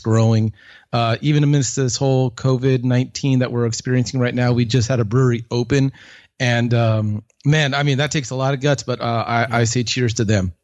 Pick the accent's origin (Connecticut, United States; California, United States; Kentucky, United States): California, United States; Long Beach; moved away as an adult; also born or lived in Jingzhou, China / Germany; now in Fort Worth, United States; I'm originally from California, uh, Southern California. I grew up in the Long Beach area.